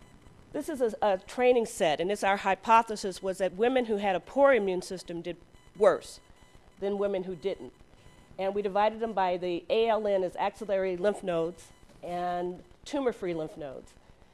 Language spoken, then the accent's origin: English; Chicago, Illinois, United States; I trained at Cook County in Chicago, so I'm another Chicagoan.